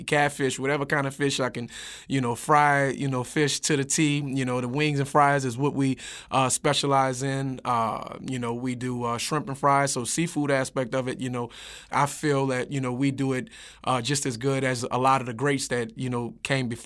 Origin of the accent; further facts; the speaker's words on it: New Orleans, Louisiana, United States; I'm from the 7-ward.